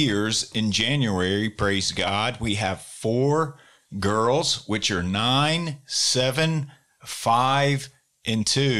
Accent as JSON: {"language": "English", "town": "Baton Rouge", "region": "Louisiana", "country": "United States", "tie": "born or raised there", "moved": "as an adult", "lives_now": "Greenville", "said": "I'm from Baton Rouge, Louisiana. I grew up in that area"}